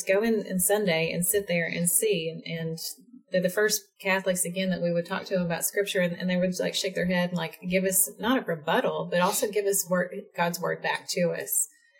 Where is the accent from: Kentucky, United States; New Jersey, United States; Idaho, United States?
Kentucky, United States; Central; we were living in what would have been closer to my hometown in Central Kentucky.